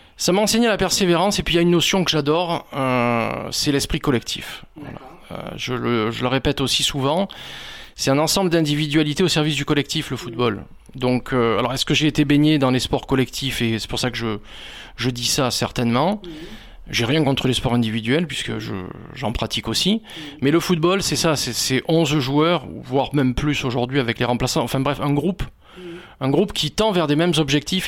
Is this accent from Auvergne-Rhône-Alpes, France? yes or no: no; Nice, Provence-Alpes-Côte d'Azur, France; je suis niçois et très fier d'être niçois et de ma ville